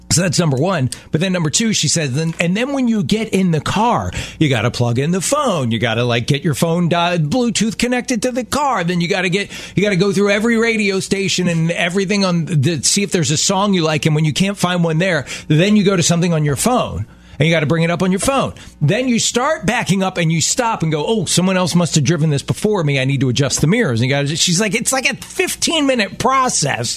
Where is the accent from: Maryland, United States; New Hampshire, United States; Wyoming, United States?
Maryland, United States; Baltimore; my hometown in Baltimore